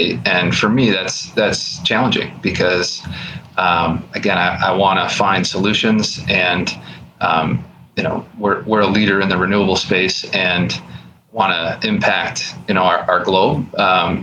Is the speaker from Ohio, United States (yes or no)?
no; Buffalo, New York, United States; I'm from Buffalo, New York